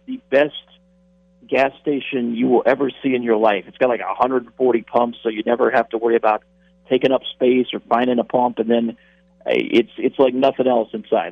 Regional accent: Tampa, Florida, United States; I'm from Tampa

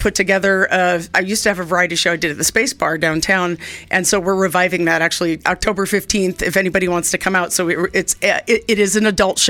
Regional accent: New York City, New York, United States; moved away as an adult; now in Boise, Idaho, United States; She still lives in the same apartment I grew up in Manhattan

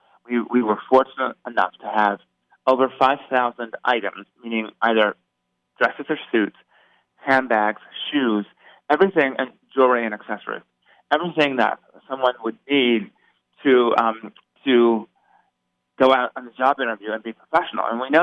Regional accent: Las Vegas, Nevada, United States; I'm a native Las Vegan. {S0} Yes. {S1} Born and raised, and so I couldn't be more thrilled to be back in my hometown and being given the opportunity to make a real difference for the residents here in Las Vegas.

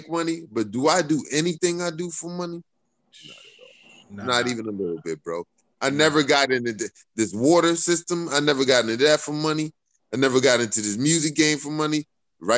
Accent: Philadelphia, Pennsylvania, United States; I grew up in West Philadelphia

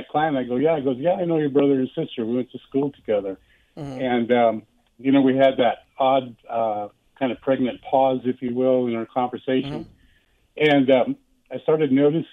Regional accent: Sanger, California, United States; We grew up in Sanger, four-sided town.

